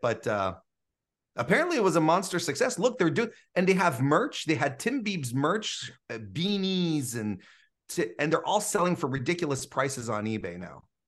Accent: Canada; as a Canadian

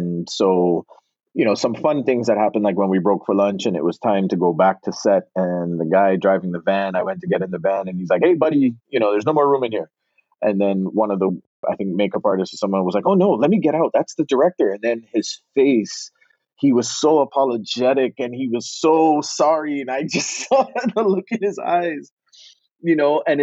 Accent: Barbados; accent: Bajan; also born or lived in Connecticut; now in Los Angeles, United States; growing up in Barbados was the best upbringing you could have had, especially at the time that I was raised there.

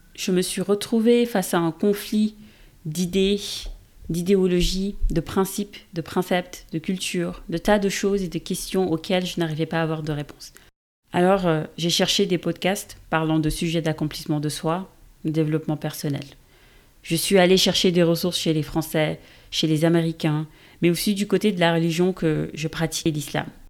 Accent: Senegal; moved away as an adult; now in France; Je suis sénégalaise d'origine et je vis en France, ou en Europe devrais-je dire, depuis bientôt 15 ans

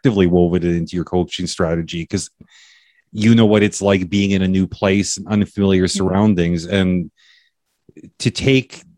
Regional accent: Canada; all of my years of being Canadian

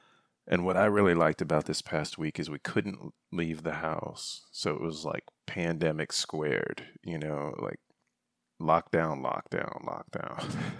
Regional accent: Michigan, United States; Growing up in Northern Michigan, we had the crawl space.

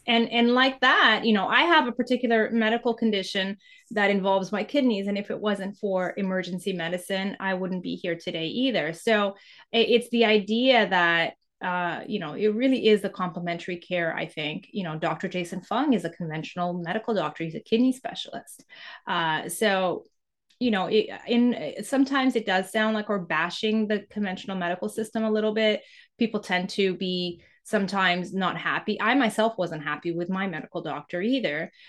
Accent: Canada; also born or lived in Mozambique; I, I grew up in Canada, went to school in Canada.

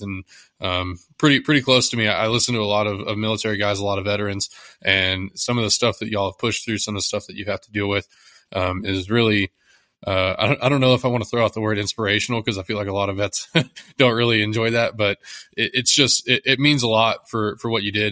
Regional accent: Texas, United States; I'm from Texas

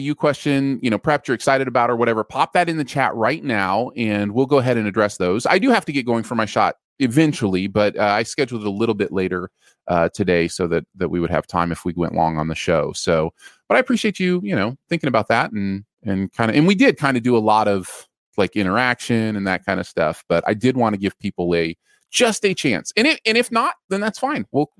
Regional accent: the North, United States; Like, you know, Northerners call it pop. That is not a surprise. And I am a Northerner. I come from the North.

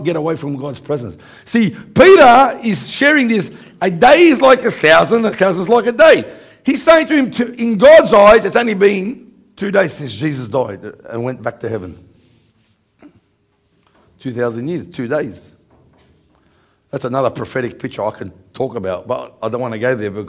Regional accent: Australia; from Australia.

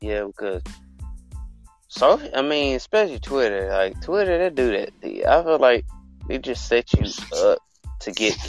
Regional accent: Alabama, United States; I am from Alabama. I was born and raised.

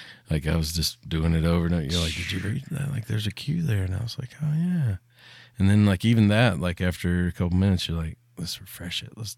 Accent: Tennessee, United States; I'm from Tennessee.

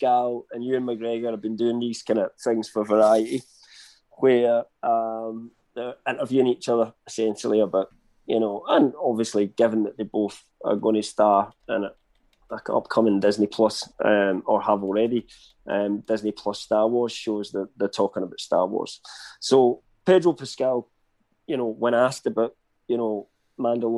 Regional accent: United Kingdom; I'm British

